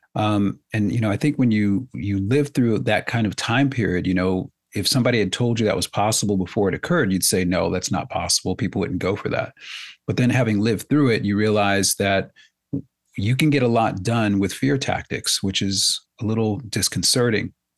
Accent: United States; I'm an American

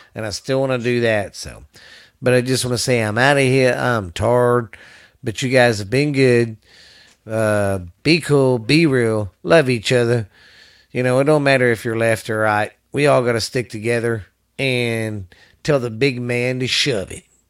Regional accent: the South, United States; I'm from the South

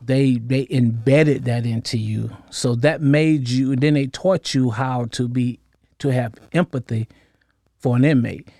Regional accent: Norfolk, Virginia, United States; I'm originally from Norfolk, Virginia, raised up in the projects of Norfolk

